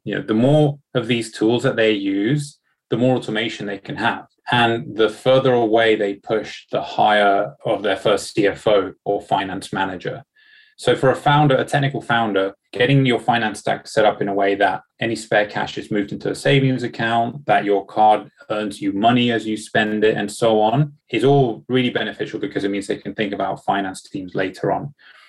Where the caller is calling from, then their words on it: London, United Kingdom; Thanks for having me. I'm joining from London today.